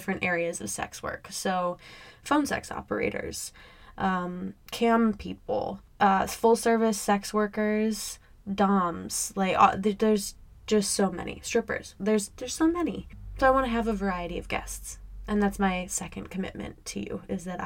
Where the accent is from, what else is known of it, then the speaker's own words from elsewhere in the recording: Midwest, United States; I grew up in the Midwest.